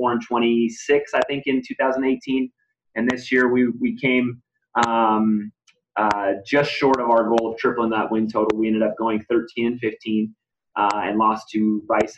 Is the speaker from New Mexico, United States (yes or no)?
yes; New Mexico, United States; now in El Paso, United States; I'm from New Mexico from high school